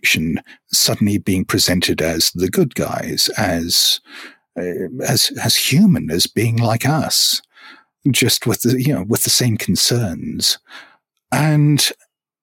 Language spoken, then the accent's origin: English; Hong Kong; I grew up in Hong Kong, and we didn't necessarily get access to as many books as people in the UK or US might have.